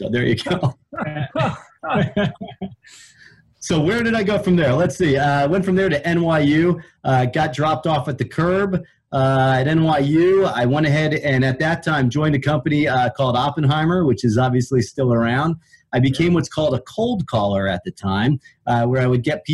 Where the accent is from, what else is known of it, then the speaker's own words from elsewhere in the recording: Ohio, United States; I grew up in Ohio